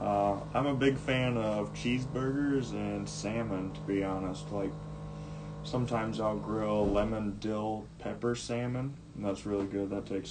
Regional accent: Wilmington, Illinois, United States; I was born in Wilmington, Illinois. It's about an hour south of here.

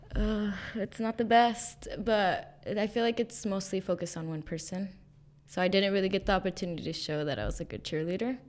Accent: Mendota, California, United States; moved away as an adult; also born or lived in Fresno, California; I was born in Fresno, California, and then I was raised in the Central Valley in a small farm town called Mendora

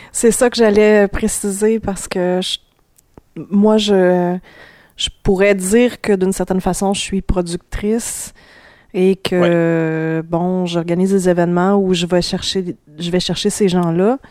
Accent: Sherbrooke, Quebec, Canada; je viens de Sherbrooke

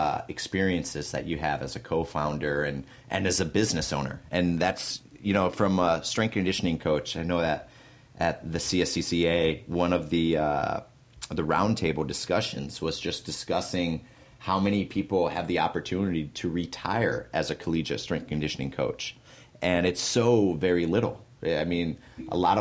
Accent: Michigan, United States; I grew up in Michigan

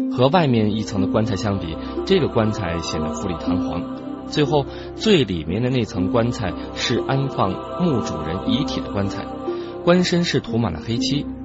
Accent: Hunan, China; 我们湖南土话

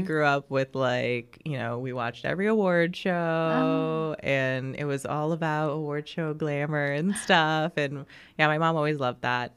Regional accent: Overland Park, Kansas, United States; also born or lived in Mission, Kansas; am from Overland Park, Kansas. Okay. Um so and then before that I was in Mission, Kansas, so I've always grown up on the Kansas side

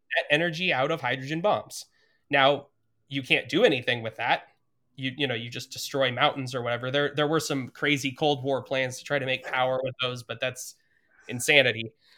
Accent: Montana, United States; moved away as an adult; also born or lived in Idaho; I grew up in Montana, which is a state with nothing nuclear except for bombs.

